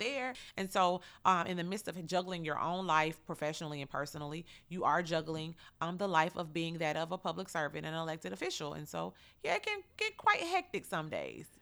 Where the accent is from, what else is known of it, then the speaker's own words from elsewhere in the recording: Chattanooga, Tennessee, United States; born and raised here in Chattanooga